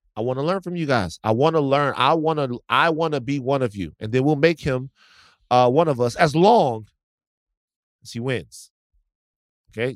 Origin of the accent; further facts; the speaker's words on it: Baton Rouge, Louisiana, United States; moved away; I'm not from New Orleans, I'm from Baton Rouge.